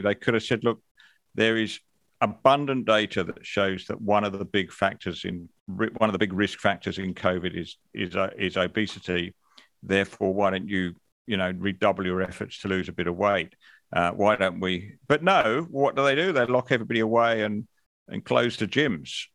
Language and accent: English; England, United Kingdom; now in Australia; I grew up in England